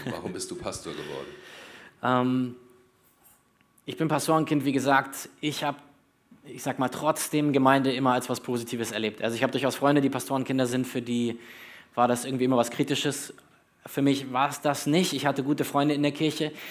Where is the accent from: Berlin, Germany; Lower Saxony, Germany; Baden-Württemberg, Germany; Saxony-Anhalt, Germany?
Berlin, Germany; also born or lived in North Hesse; Ich bin äh, gebürtiger Nordhesse, aber eigentlich Berliner im Herzen. Also wenn ihr mich fragt, wo ich herkomme, ich bin Berliner. Dort habe ich äh, die größte Zeit meines Lebens verbracht.